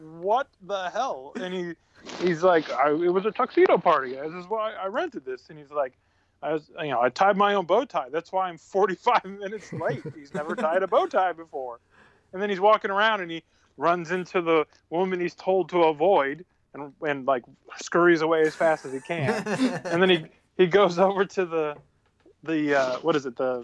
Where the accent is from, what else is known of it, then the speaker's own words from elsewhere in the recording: Ohio, United States; I'm from Ohio